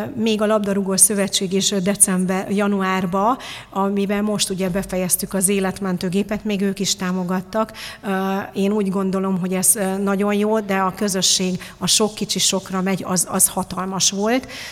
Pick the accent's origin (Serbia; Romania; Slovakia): Romania; Târgu Mureș, Mureș County; now in Hungary; én Marosvásárhelyen születtem, ott egy picit valahogy pozitívabbak az emberek